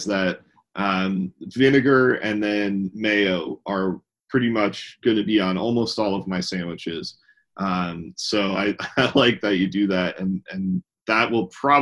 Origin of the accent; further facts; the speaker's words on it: New Jersey, United States; now in Texas, United States; I'm from New Jersey originally, and an Italian grinder is kind of what I grew up eating all the time